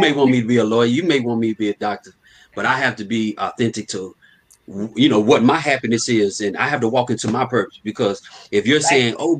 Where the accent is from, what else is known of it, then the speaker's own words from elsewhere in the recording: Fort Worth, Texas, United States; I'm from Fort Worth.